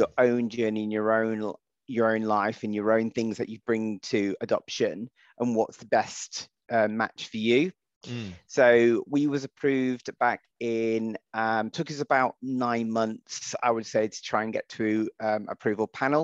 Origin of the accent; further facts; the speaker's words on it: United Kingdom; I'm white British